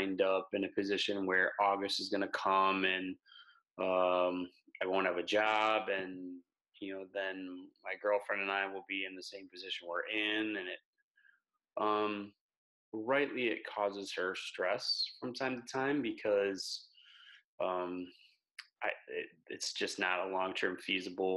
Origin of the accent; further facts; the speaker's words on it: Wisconsin, United States; moved away as an adult; also born or lived in Minnesota / Texas; I grew up in Wisconsin, went to school in Minnesota